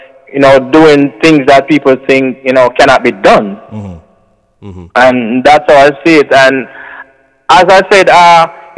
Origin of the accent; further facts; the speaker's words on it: Jamaica; we come from Jamaica, where in that, you know, most of us are basically, you know, even if we don't go to church